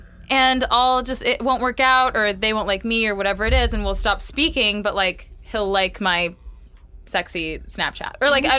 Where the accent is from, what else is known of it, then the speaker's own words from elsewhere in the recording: Canada; No, so like, and being Canadian, I should know this